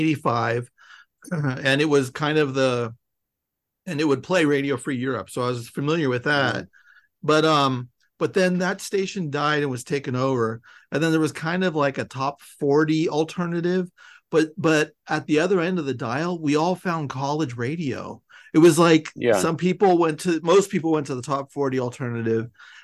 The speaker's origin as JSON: {"language": "English", "area": "suburb of San Francisco", "region": "California", "country": "United States", "tie": "born or raised there", "said": "where I grew up in a sad suburb of San Francisco"}